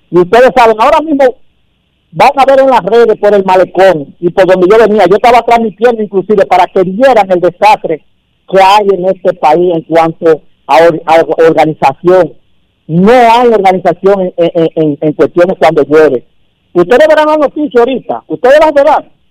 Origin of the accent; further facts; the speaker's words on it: Dominican Republic; esto es que lo que nos afecta a los dominicanos nos afecta a todos.